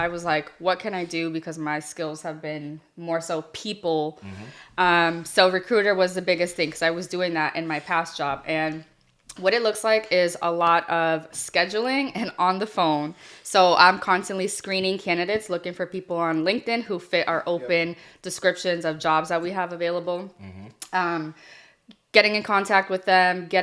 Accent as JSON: {"language": "English", "town": "Boston", "region": "Massachusetts", "country": "United States", "said": "I'm from the Rosendale area"}